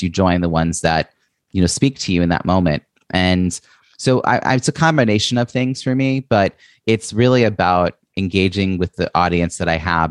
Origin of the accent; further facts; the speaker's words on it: New York, United States; I'm from New York